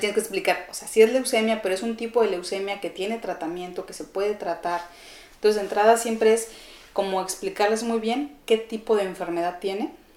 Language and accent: Spanish; Chihuahua, Mexico; moved away as an adult; also born or lived in Ciudad Juárez, Mexico; now in Mexico City, Mexico; yo nací en Ciudad Juárez, em, pero siempre he vivido en la ciudad de Chihuahua